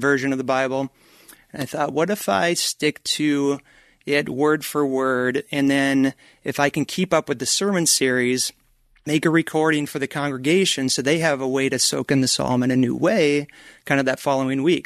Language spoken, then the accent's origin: English; Minnesota, United States; moved away as an adult; also born or lived in Colorado Springs, Colorado / Flagstaff, Arizona; I grew up in Minnesota